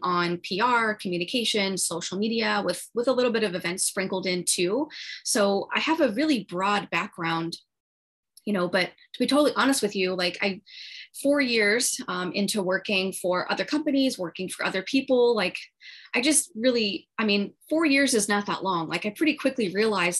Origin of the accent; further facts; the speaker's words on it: Florida, United States; also born or lived in Long Island, New York; I moved to Florida when I was six. So I'm a Florida girl